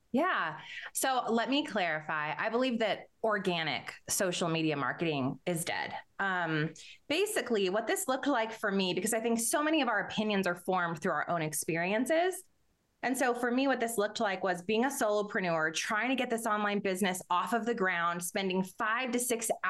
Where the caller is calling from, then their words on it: New Mexico, United States; Yes, I'm actually in New Mexico and I'm in uh, the mountains of New Mexico called the Sandias.